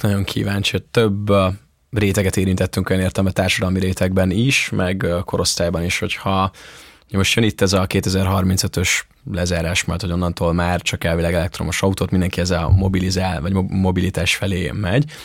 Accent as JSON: {"language": "Hungarian", "town": "Ajka", "region": "Veszprém County", "country": "Hungary", "tie": "born or raised there", "moved": "yes", "said": "a szülővárosomban Ajkán"}